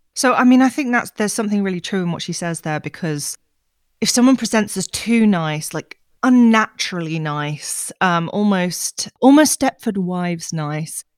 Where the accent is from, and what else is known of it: United Kingdom